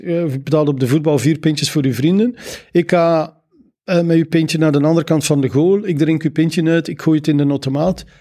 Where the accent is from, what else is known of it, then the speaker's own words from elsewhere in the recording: Zeveneken, Flanders, Belgium; moved away; Ik ben van Zaflaar